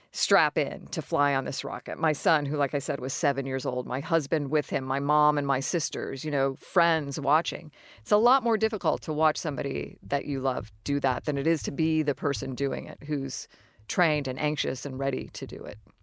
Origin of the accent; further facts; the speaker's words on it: Florida, United States; I grew up in Florida. I considered Florida my home.